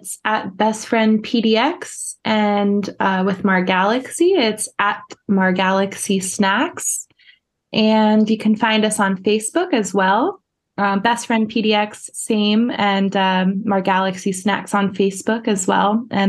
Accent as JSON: {"language": "English", "region": "East Coast", "country": "United States", "said": "I'm from the East Coast, so I always am all about the hustle and bustle"}